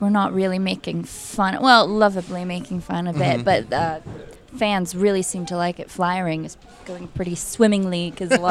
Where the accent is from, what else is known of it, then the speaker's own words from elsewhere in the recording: United States; I'm American